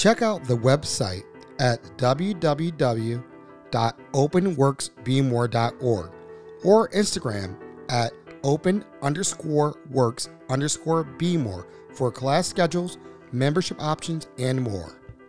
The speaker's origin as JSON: {"language": "English", "town": "Baltimore", "region": "Maryland", "country": "United States", "tie": "born or raised there", "said": "when I grew up in Baltimore, right down the street, 33rd Street, Greenmont"}